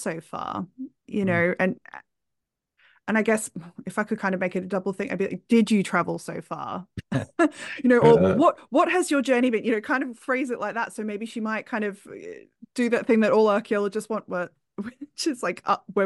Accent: Australia; now in United Kingdom; being originally Australian.

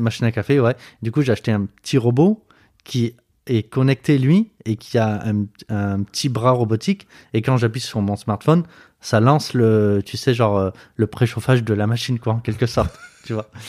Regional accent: Marseille, Provence-Alpes-Côte d'Azur, France; moved away as an adult; also born or lived in Montpellier / Metz; now in Moselle, France; j'ai grandi à Marseille, j'ai fait mes études à Montpellier

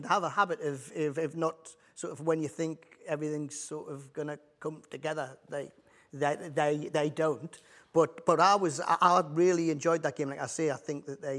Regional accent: Newcastle upon Tyne, North East England, United Kingdom; being a Geordie

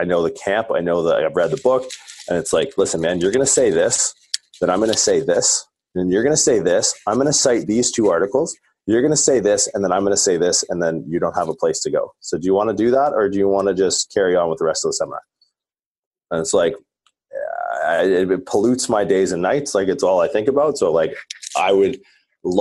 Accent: Southwestern Ontario, Canada; being like a Canadian from Southwestern Ontario

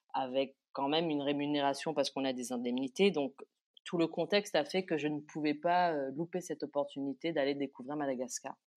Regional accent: Réunion; La culture réunionnaise m'a beaucoup aidé

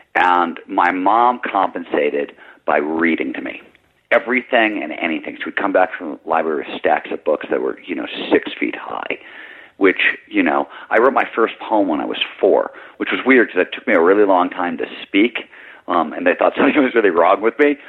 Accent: Midwest, United States; I grew up in in the Midwest

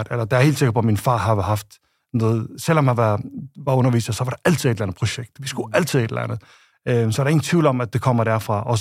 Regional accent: Faroe Islands; moved away as an adult; jeg kommer fra Færøerne og, øh, og har boet de første 22 øh, år på Færøerne, som er et lille sted øh, midt i Nordatlanten

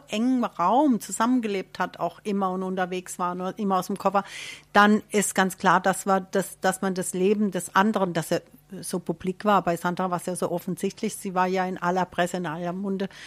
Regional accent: Leiselheim, Germany; meine Eltern, wir sind aus Leiselheim, ist Liesle.

